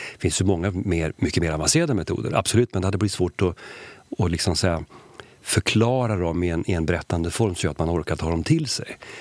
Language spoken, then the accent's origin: Swedish; Sweden; jag är ju svensk